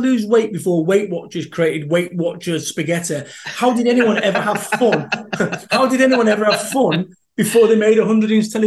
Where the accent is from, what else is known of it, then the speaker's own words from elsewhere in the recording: Salford, North West England, United Kingdom; moved away; I am from Salford, Manchester